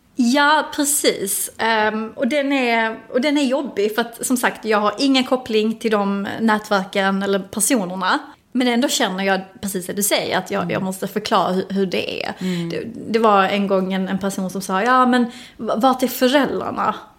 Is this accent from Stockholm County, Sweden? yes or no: no; Helsingborg, Skåne, Sweden; jag kommer ju från ett, ett område i Helsingborg som är ganska tufft